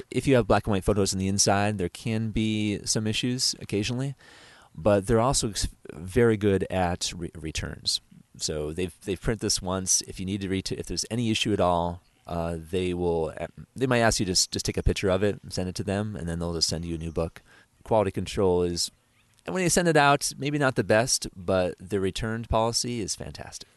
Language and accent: English; New York, United States; back in my home state of New York